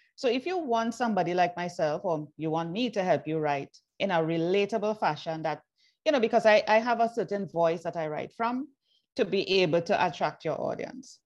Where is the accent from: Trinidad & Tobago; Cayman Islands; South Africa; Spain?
Trinidad & Tobago; moved away as an adult; also born or lived in Jamaica; I was born in Trinidad and Tobago. Then I migrated